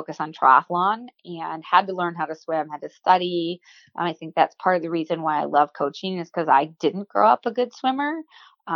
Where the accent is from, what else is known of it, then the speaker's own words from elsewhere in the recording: Waukesha, Wisconsin, United States; I grew up in Waukesha, Wisconsin